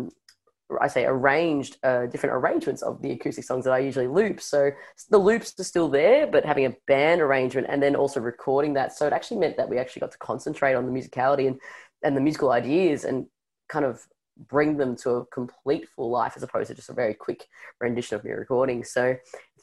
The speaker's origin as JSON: {"language": "English", "town": "Melbourne", "region": "Victoria", "country": "Australia", "tie": "born or raised there", "said": "growing up in Melbourne"}